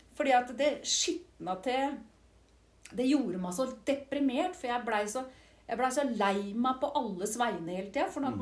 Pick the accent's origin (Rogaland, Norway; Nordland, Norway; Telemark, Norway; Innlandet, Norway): Telemark, Norway; Siljan; moved away as an adult; also born or lived in Skien / London / Oxford / Oslo; og så er jeg jo oppvokst i Siljan